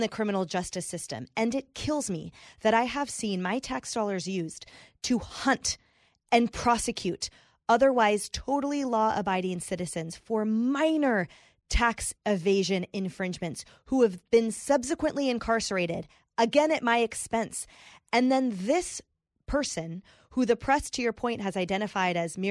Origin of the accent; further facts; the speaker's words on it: California, United States; I'm from California